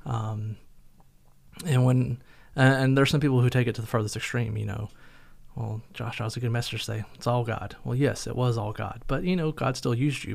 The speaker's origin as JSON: {"language": "English", "region": "North Carolina", "country": "United States", "moved": "yes", "lives_now": "Somerset, Kentucky, United States", "said": "I was from North Carolina"}